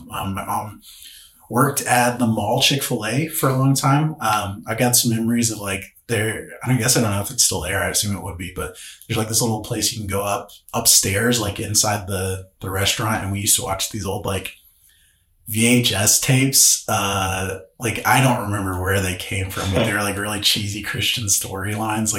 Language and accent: English; Joplin, Missouri, United States; I grew up here in Joplin